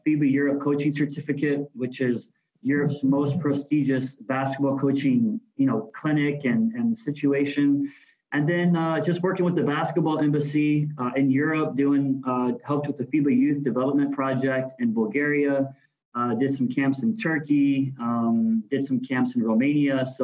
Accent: Missouri, United States; moved away as an adult; also born or lived in Wisconsin; now in Guam; I grew up in Missouri in the Midwest

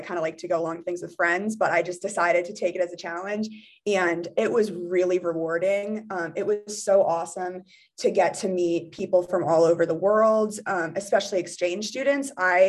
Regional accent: Fairfax, Virginia, United States; I'm from Fairfax, Virginia originally, and I'm a junior.

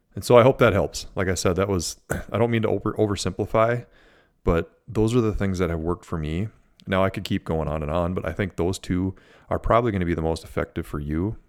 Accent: Minnesota, United States; I'm from Minnesota, from the Midwest

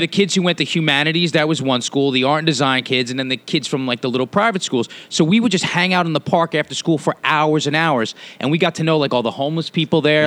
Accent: New York City, New York, United States; also born or lived in Los Angeles; I'm from this island, man. I was born in New York on this island, moved out to Queens, and lived back and forth between Manhattan and the Manhattan and Queens up until I was uh, a teenager.

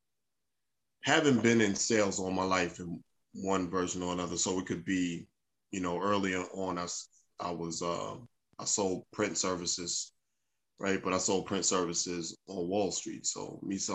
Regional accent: New York City, New York, United States; I'm from Brooklyn. Right. Secondly, I'm a New Yorker

